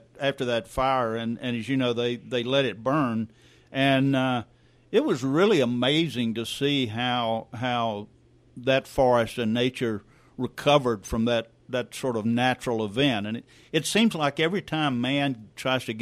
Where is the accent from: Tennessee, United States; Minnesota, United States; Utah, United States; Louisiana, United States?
Louisiana, United States; South; growing up in South Louisiana